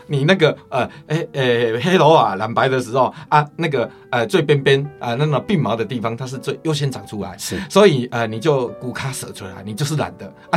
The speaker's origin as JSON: {"language": "Chinese", "area": "Chiayi coastal countryside", "region": "Chiayi County", "country": "Taiwan", "tie": "born or raised there", "said": "我是民国五十八年出生的。是。啊，那我是出生在嘉义海边乡下"}